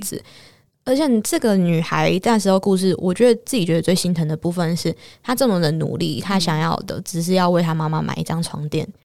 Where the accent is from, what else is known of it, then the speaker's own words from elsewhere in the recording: Taiwan; moved away; also born or lived in Uganda; 所以台湾人看到真的都会非常的慌张